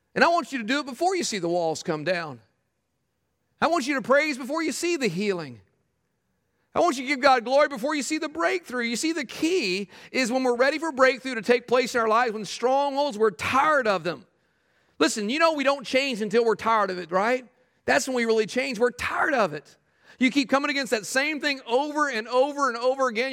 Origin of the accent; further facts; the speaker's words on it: Texas, United States; I grew up in Texas